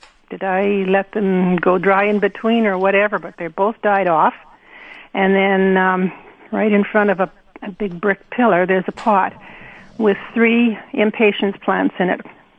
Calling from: Austin, Texas, United States

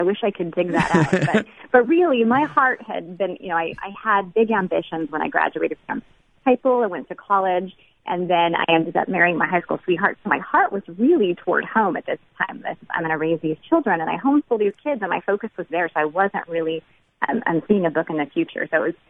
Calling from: Washington, United States; I'm calling from Washington State, the non-Seattle part of Washington.

